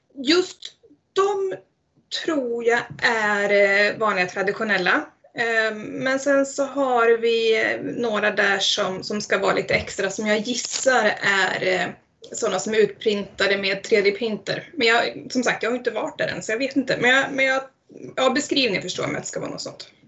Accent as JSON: {"language": "Swedish", "town": "Eskilstuna", "region": "Södermanland", "country": "Sweden", "moved": "as an adult", "lives_now": "Ale, Sweden", "said": "jag är faktiskt från Eskilstuna från början"}